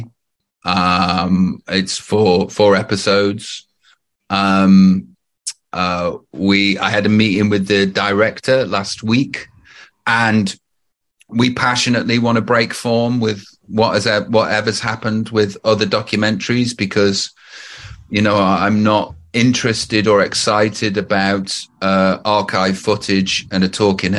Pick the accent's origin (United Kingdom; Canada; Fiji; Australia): United Kingdom; Stoke-on-Trent, West Midlands; moved away; also born or lived in Los Angeles; I'm from Stoke-on-Trent